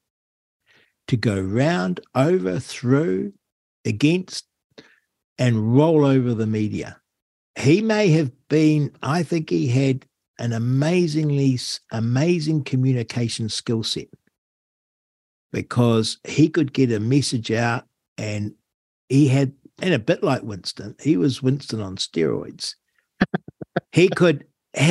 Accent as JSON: {"language": "English", "country": "United Kingdom", "said": "we're British"}